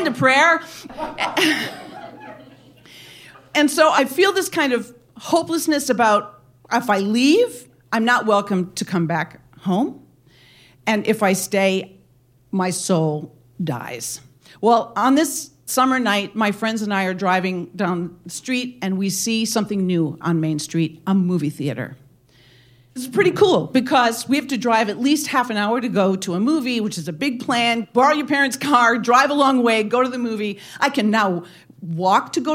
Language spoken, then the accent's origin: English; Wisconsin, United States; my hometown in this little town in Wisconsin